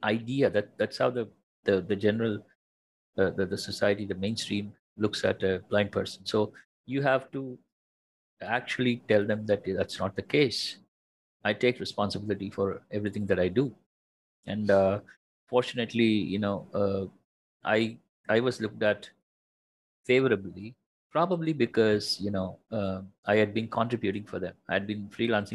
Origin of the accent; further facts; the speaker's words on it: Chennai, Tamil Nadu, India; moved away as an adult; now in Bangalore, India; I'm from Chennai